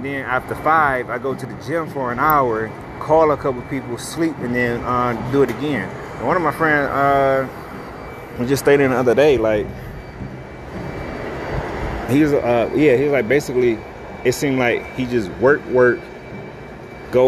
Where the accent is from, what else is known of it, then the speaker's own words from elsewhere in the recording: United States; Me being an American